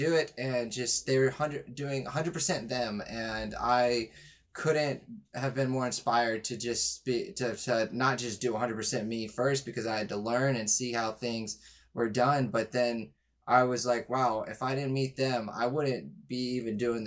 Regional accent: Houston, Texas, United States; I'm from Houston

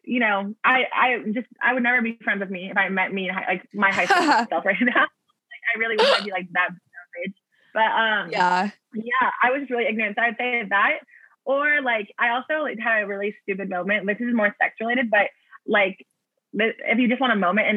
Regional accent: Orange County, California, United States; now in Seattle, United States; I grew up in Orange County

